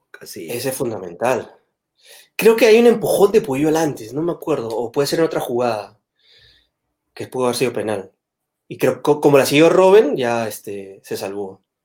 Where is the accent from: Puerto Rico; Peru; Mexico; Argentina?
Peru; moved away as an adult; also born or lived in Madrid, Spain; now in Spain; en Perú somos mucho más eh, sutiles